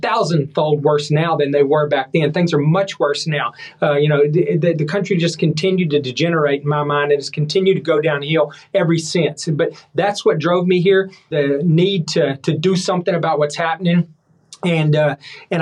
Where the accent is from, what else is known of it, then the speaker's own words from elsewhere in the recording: Levelland, Texas, United States; moved away as an adult; now in Washington, D.C., United States; I grew up in Leveland, west of Lubbock, which is cotton country